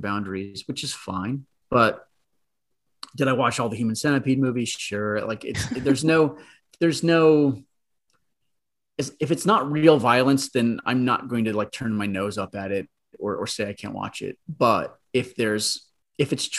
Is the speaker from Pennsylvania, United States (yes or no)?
no; New Jersey suburbs, United States; I grew up in the New Jersey suburbs